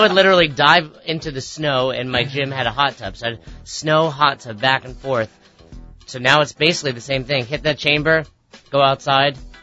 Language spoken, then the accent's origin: English; Peekskill, New York, United States; now in Albany, United States; I grew up in Westchester, New York